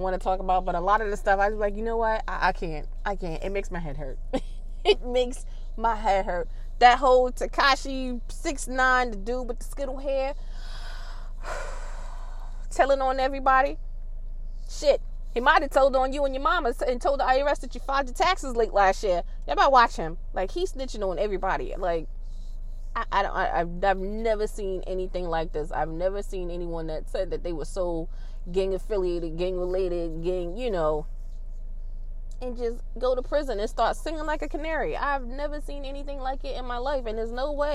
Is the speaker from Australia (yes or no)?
no; New York City, New York, United States; I grew up in Queensbridge in Southside Jamaica